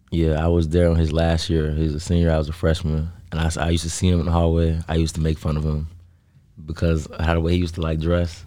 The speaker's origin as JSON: {"language": "English", "town": "South Holland", "region": "Illinois", "country": "United States", "tie": "born or raised there", "said": "I, I was, um, born and raised in South Holland"}